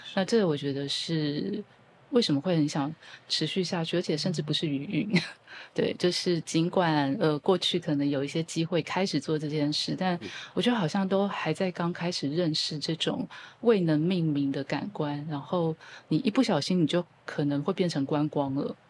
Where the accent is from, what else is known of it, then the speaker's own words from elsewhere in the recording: Keelung, Taiwan; 我是基隆的女儿